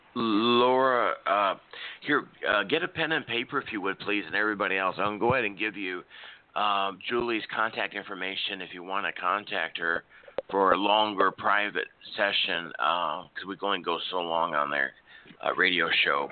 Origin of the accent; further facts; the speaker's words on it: Nebraska, United States; now in Oklahoma City, United States; I was raised in Nebraska, so we had a lot of snow, especially in the seventies